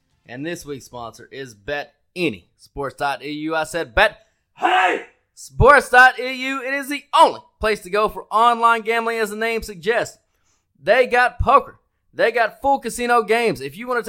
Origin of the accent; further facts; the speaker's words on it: United States; it is our duty as Americans